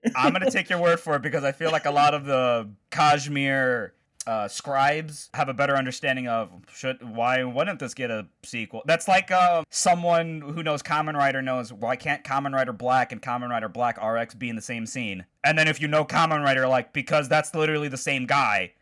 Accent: Chicago, Illinois, United States; I'm from Chicago

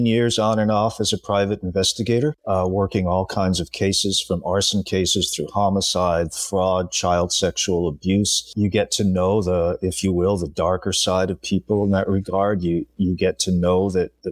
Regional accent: Rhode Island, United States; real life crime incidents that I grew up with growing up in Rhode Island

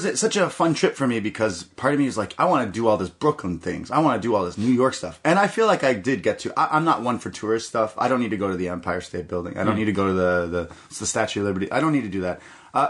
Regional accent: Toronto, Ontario, Canada; We're from Toronto

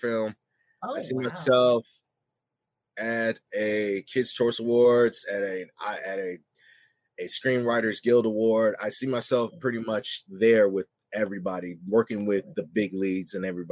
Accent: Waterloo, Iowa, United States; moved away as an adult; City I grew up in is Waterloo

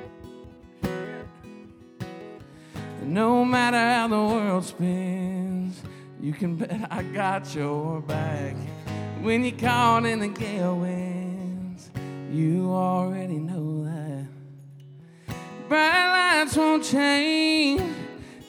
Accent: Royal, Arkansas, United States; moved away as an adult; now in Nashville, United States; my hometown, Royal, Arkansas, nobody ever leaves there

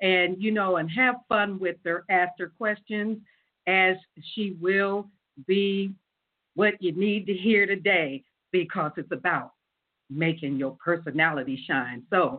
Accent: Las Vegas, Nevada, United States; now in Columbus, United States; I am your host from Las Vegas, Nevada, but I'm here in Columbus, Ohio

